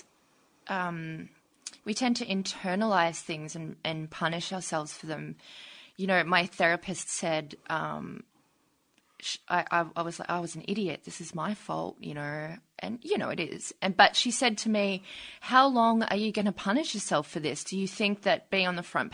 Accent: North Queensland, Australia; I'm from Queensland.

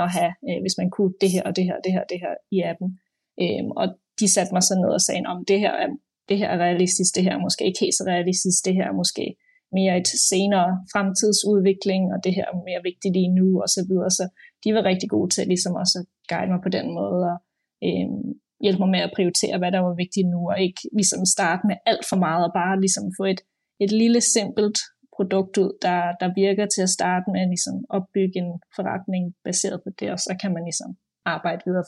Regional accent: Denmark; moved away as an adult; also born or lived in Copenhagen, Denmark; now in London, United Kingdom; jeg er født og opvokset i Danmark, øh, og øh, boede i København også mange år

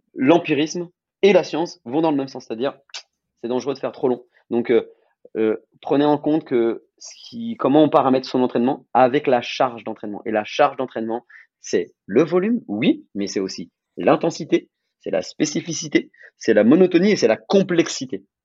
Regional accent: France; en tant que Français

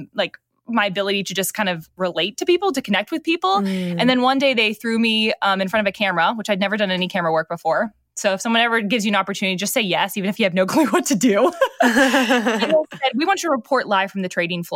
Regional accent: Northeast, United States; I grew up in the Northeast, which is very different than the South.

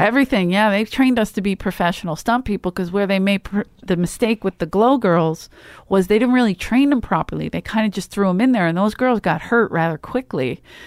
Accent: Philadelphia, Pennsylvania, United States; I'm from Philly

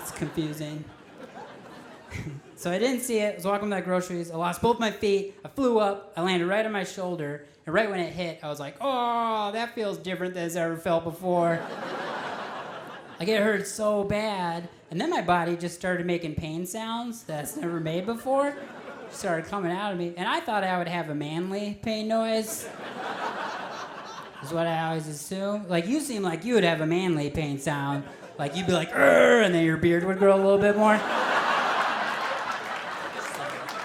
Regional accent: Minnesota, United States; I'm originally from Minnesota

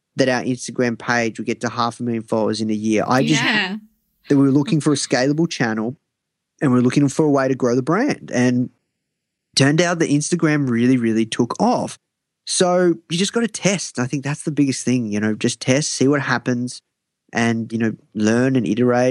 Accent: Australia; I'm from Australia

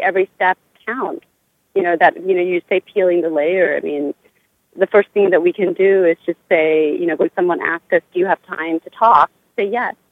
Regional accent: Cambodia; moved away; Cambodia will always be, you know, part of me because that's where I come from. That's my homeland. That's my home country.

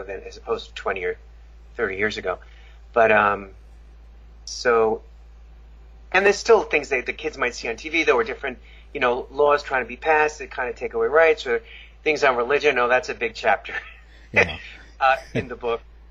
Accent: Long Island, New York, United States; I grew up in Long Island, New York

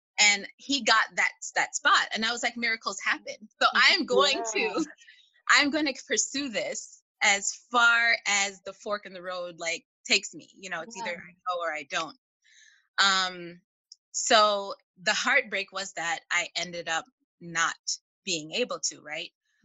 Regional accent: Chicago, Illinois, United States; I'm from Chicago

